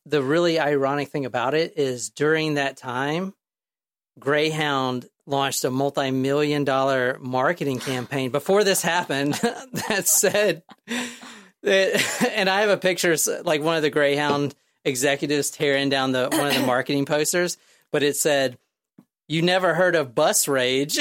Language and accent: English; United States; I'm an American